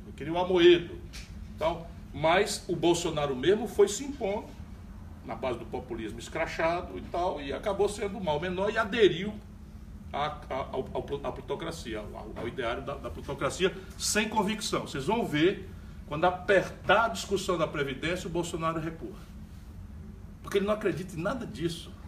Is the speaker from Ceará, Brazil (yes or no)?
yes; Sobral, Ceará, Brazil; moved away; Eu saí de Sobral, mas Sobral não saiu de mim, não vai sair jamais.